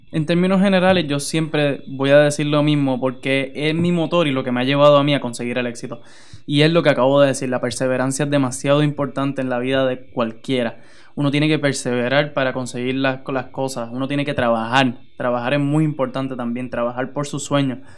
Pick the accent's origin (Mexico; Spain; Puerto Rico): Puerto Rico; Utuado; lo que es mi país y lo que es mi pueblo son, son gente inigualable